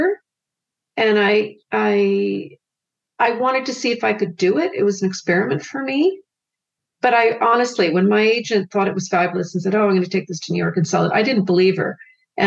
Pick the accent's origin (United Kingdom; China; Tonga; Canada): Canada; I'm a Canadian